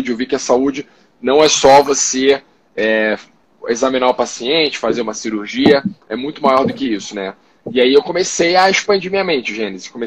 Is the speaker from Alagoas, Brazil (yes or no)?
no; Rio de Janeiro, Brazil; also born or lived in São Paulo; tenho 35 anos, sou paulista, apesar do saco carioca, né? Fui criado no Rio de Janeiro minha vida inteira.